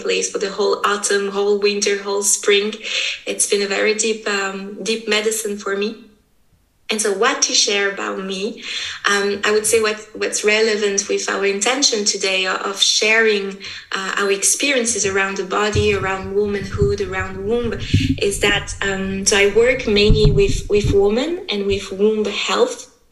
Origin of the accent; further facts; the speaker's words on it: French part of Switzerland, Romandy, Switzerland; I was born here in Switzerland. My mother is from Brazil, my father is from Italy, and just somehow I just happened to be born here and to be raised here, so in the French part of Switzerland.